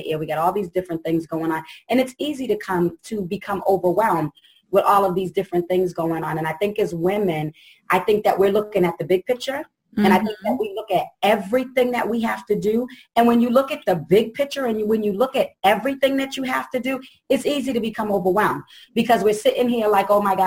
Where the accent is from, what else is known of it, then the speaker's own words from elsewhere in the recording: Boston, Massachusetts, United States; I'm from Boston, Mass.